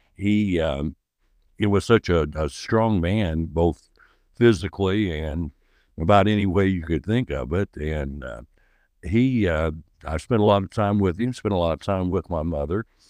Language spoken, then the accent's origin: English; Oakland City, Indiana, United States; I'm from, uh, Oakland City, Indiana. I, um, I've lived here much of my life.